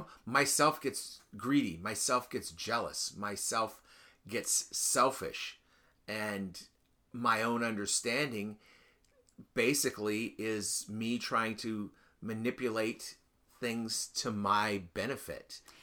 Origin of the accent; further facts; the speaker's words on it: United States; I didn't decide to be an American. I was just an American. I was born here